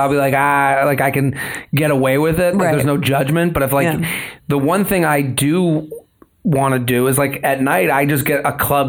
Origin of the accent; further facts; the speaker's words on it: Needham, Massachusetts, United States; I'm from outside of Boston. And they're like, and then they go, I would have thought Long Island. And I go, no, I'm from a town called Needham.